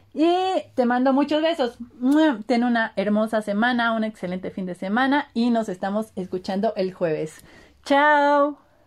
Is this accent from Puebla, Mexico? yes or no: yes; Puebla, Mexico; also born or lived in Martínez de la Torre, Veracruz; orgullosamente poblana, me encantaría decir que al 100%, pero también me encanta decir que no al 100%, porque ahí tengo una mezcla también eh, siendo jarocha desde la tierra de la naranja y el limón, Martínez de la Torre Veracruz, pero nacida en Puebla